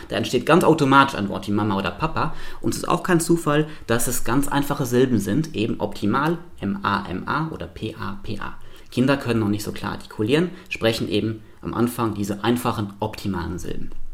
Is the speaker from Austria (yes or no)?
no; Luxembourg; moved away as an adult; now in Hannover, Germany; Ich bin komplett in Luxemburg aufgewachsen